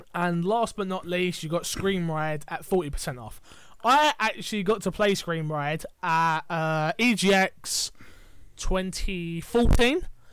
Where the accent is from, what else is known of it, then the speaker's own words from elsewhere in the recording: England, United Kingdom; we're English